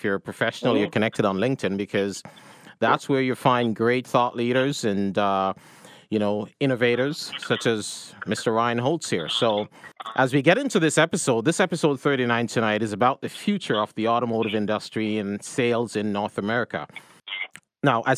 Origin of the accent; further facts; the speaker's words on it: Jamaica; moved away; I'm the one that grew up in Jamaica